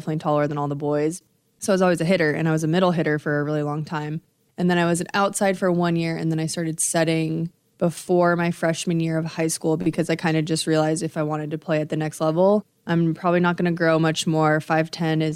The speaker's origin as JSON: {"language": "English", "region": "Nebraska", "country": "United States", "tie": "born or raised there", "said": "growing up in Nebraska"}